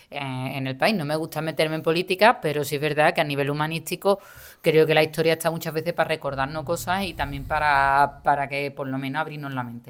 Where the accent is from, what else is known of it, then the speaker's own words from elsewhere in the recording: Seville, Andalusia, Spain; accent: Andalusian; also born or lived in Málaga; yo actualmente trabajo en Málaga, yo soy de Sevilla